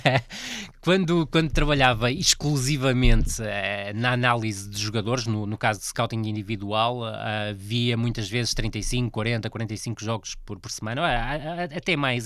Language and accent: Portuguese; Vila do Conde, Norte, Portugal; foi um clube onde eu trabalhei muitos anos, e é, um, é o clube da minha terra